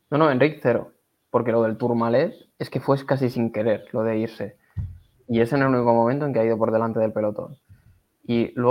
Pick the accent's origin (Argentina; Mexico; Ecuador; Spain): Spain; si, fuese holandés compraba, pero es que siendo español y sabiendo cómo.